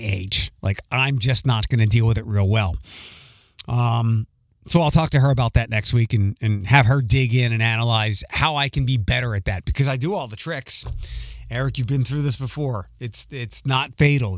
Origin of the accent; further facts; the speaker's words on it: Philadelphia, Pennsylvania, United States; accent: Philly; my Philly accent